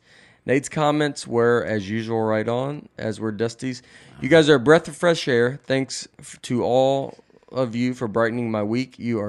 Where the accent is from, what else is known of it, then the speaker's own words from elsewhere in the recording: Tennessee, United States; I'm just an old Tennessean, and I go, I am too.